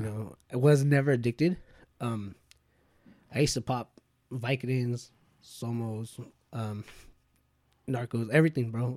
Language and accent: English; Bakersfield, California, United States; we're from Bakersfield